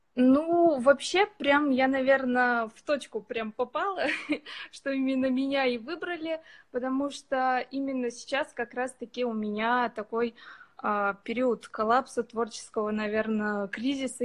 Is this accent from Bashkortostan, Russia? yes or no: yes; Ufa, Bashkortostan, Russia; now in Saint Petersburg, Russia; Я вообще из Уфы